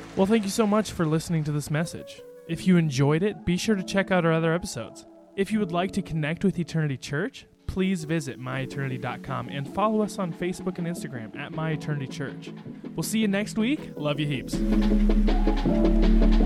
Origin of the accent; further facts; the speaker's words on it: San Diego, California, United States; I was raised in San Diego